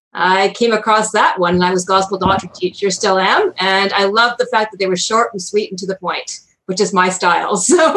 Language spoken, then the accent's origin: English; Canada; Hello, I'm from Canada.